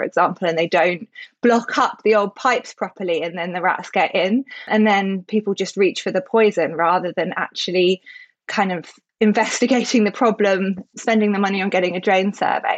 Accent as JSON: {"language": "English", "area": "North Essex", "region": "East of England", "country": "United Kingdom", "tie": "born or raised there", "moved": "as an adult", "lives_now": "London, United Kingdom", "said": "I was born in London, but my parents moved out to North Essex, which is semi-rural"}